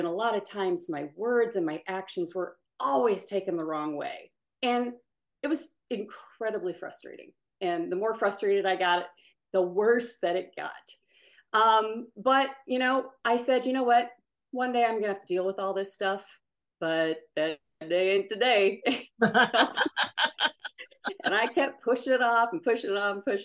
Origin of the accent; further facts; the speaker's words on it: Omaha, Nebraska, United States; moved away as an adult; also born or lived in Dallas, Texas; I grew up in Omaha. I went to Dallas for school. I consider both of them my home because most of my people are in both.